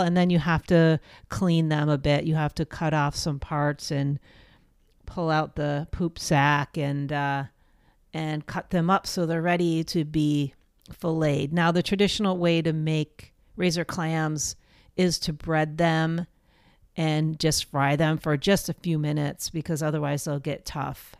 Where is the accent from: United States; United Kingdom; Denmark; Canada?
United States; East Coast; moved away; growing up on the East Coast